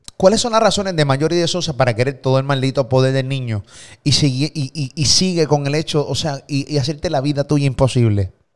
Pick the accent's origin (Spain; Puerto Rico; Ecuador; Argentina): Puerto Rico; de Puerto Rico